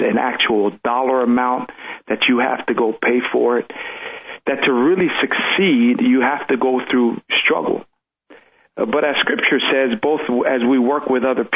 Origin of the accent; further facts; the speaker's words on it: Pomona, California, United States; English is a second language; also born or lived in Tonga; the hood where I grew up in Pomona